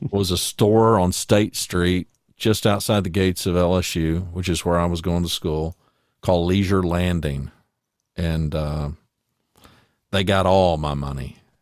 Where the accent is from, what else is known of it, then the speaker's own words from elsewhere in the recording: Louisiana, United States; moved away as an adult; also born or lived in Ada, Oklahoma; now in Hot Springs Village, United States; I was born in nineteen fifty-seven in Ada, and we left, uh, I was in third grade, and we moved to Louisiana, and I pretty much, until I got married, spent the rest of my life growing up in Louisiana